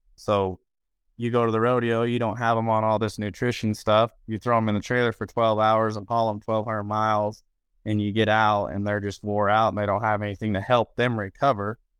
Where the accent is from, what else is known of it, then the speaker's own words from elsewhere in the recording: Roosevelt, Utah, United States; I was born in Roosevelt, Utah